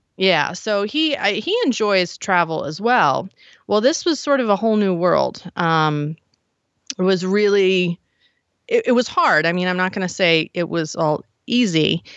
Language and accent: English; Frederick, Maryland, United States; moved away as an adult; also born or lived in Silver Spring, Maryland / Baltimore, Maryland; now in Idaho, United States; was born in Silver Spring, grew up in Frederick